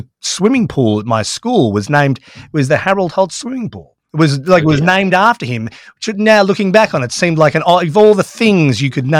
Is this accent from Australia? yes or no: yes; Melbourne, Victoria, Australia; I grew up in Melbourne, in Victoria, so our holidays were always spent in the surf coast in Torquay